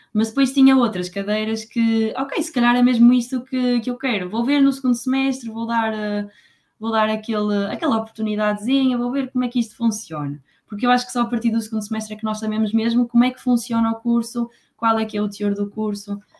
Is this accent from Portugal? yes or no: yes; Póvoa de Varzim, Norte, Portugal; moved away as an adult; now in Coimbra, Portugal; eu sou da Póvoa de Varzim